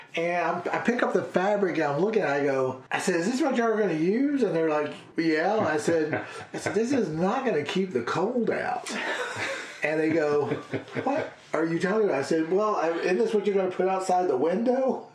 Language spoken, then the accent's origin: English; Tiptonville, Tennessee, United States; moved away as an adult; also born or lived in Memphis; Tiptonville was just my hometown